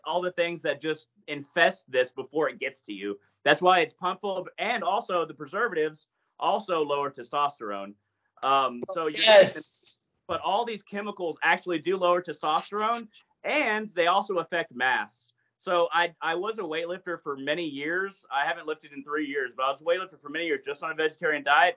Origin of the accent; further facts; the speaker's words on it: United States; I'm American